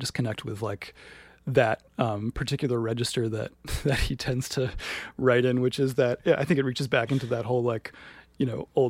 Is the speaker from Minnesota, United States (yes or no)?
no; Williamsburg, Virginia, United States; In Virginia.